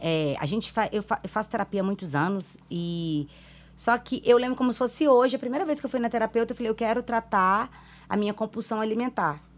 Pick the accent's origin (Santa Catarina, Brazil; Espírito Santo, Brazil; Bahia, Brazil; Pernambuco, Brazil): Espírito Santo, Brazil; Vila Velha; also born or lived in Minas Gerais; Eu fui criada em Vila Velha, no Ibis, há trinta e tantos anos